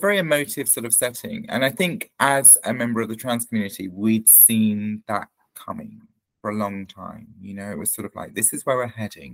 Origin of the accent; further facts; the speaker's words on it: Hastings, South East England, United Kingdom; my hometown